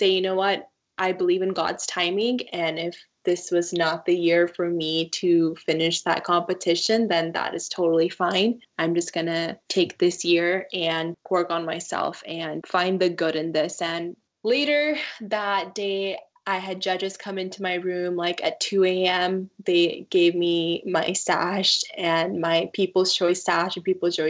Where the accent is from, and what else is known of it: Washington, United States; born or raised there; also born or lived in Punjab, India / Colville, Washington / Moses Lake, Washington / George, Washington